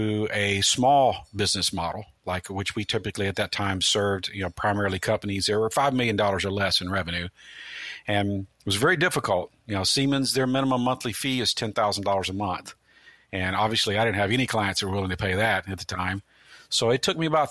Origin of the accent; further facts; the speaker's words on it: Memphis, Tennessee, United States; moved away as an adult; also born or lived in Midwest; now in Tampa, United States; I grew up in Memphis, Tennessee, and got the call to move to Florida in 1996